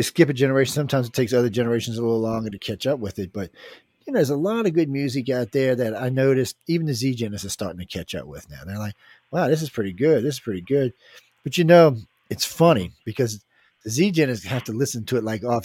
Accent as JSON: {"language": "English", "region": "the South", "country": "United States", "said": "I'm from the South"}